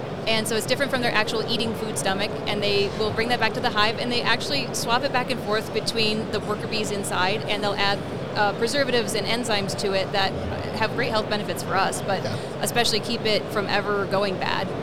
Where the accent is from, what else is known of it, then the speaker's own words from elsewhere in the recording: Michigan, United States; I come from Michigan, and so there's universities that are like farming universities.